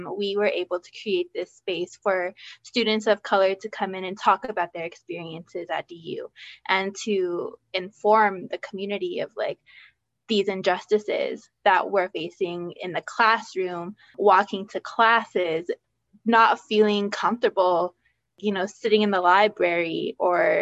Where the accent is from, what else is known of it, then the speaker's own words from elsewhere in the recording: New Mexico, United States; moved away as an adult; now in Denver, United States; I'm originally from New Mexico